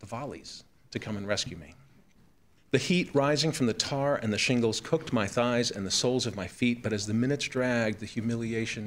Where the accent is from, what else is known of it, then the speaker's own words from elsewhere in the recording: New York City, New York, United States; I grew up in New York City's borough of Queens, surrounded by water, in an island town called Broad Channel.